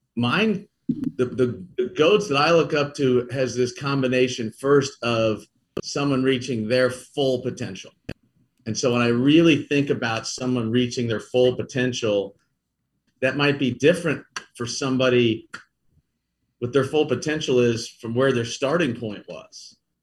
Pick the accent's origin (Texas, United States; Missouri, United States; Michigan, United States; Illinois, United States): Missouri, United States; Kansas City; also born or lived in St. Louis; I'm from Kansas City. So to get to come home to Kansas City